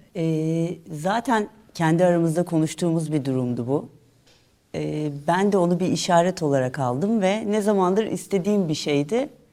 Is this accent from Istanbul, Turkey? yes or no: yes; Istanbul, Turkey; also born or lived in Fatih (Fındıkzade), Istanbul / Italy / Edirne; Sultan Gazi'de büyüdüm.